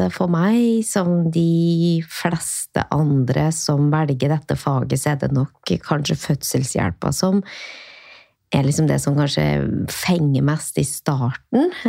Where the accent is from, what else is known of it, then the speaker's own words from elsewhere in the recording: Åren, Trøndelag, Norway; now in Oslo, Norway; fra et lite sted i Trøndelag som heter Åren. Som er ikke så langt fra Røros, som er et sted som de flere flere har hørt om.